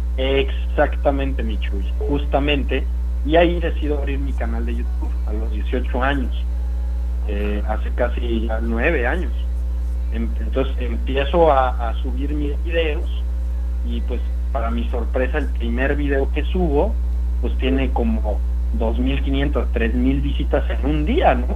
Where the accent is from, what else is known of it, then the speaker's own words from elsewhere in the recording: Sonora, Mexico; now in Mexico City, Mexico; Yo nací en Sonora, vivo en la Ciudad de México